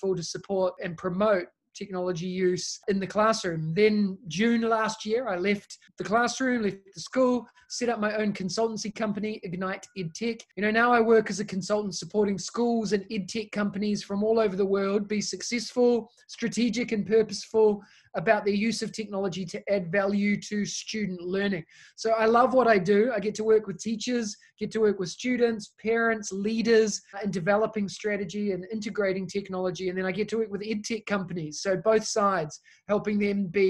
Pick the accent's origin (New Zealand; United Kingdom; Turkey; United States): New Zealand; moved away as an adult; now in Singapore; As you can tell by my accent, I'm originally from New Zealand.